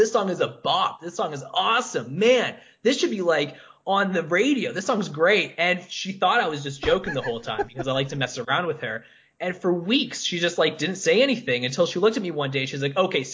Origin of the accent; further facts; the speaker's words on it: Canada; I'm Canadian. I'm not German.